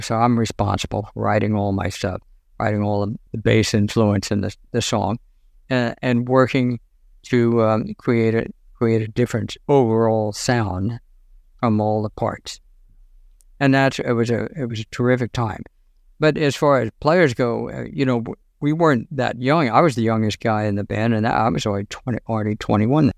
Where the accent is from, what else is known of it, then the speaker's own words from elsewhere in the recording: Washington, District of Columbia, United States; I'm in Washington, D.C.